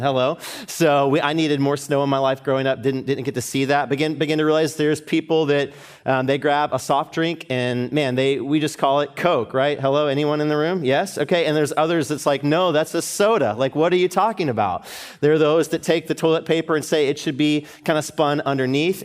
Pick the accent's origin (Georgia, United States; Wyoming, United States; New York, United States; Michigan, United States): Georgia, United States; Atlanta; moved away as an adult; now in Dallas, United States; my hometown, Atlanta